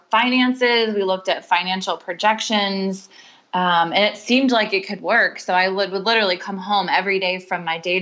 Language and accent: English; Charleston, South Carolina, United States; moved away; I grew up in Charleston, South Carolina, and that's where they still live